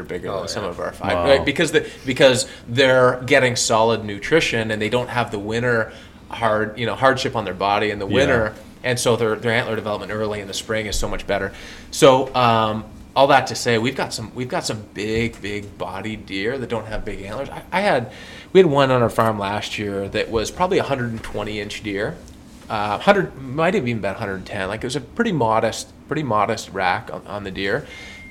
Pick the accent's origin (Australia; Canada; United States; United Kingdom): Canada; growing up in Canada.